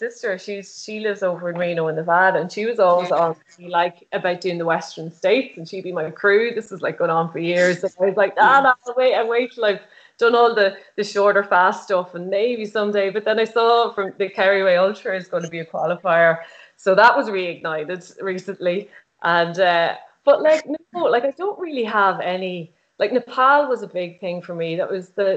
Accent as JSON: {"language": "English", "town": "Dundalk", "region": "County Louth", "country": "Ireland", "said": "I'm from Dundalk"}